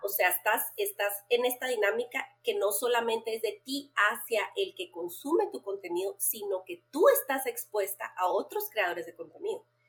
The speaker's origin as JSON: {"language": "Spanish", "country": "Guatemala", "said": "Soy una mamá en mis cuarentas, guatemalteca, esposa y mamá de cuatro adolescentes"}